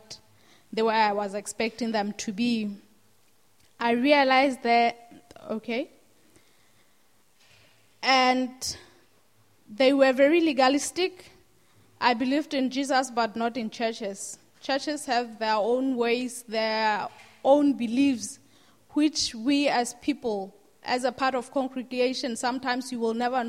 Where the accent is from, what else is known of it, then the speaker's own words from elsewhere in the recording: Lesotho; I'm from Lesotho, and I grew up in a family